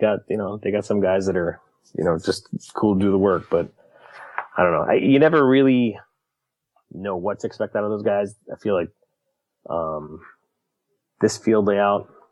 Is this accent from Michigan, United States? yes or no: yes; Michigan, United States; born and raised in Michigan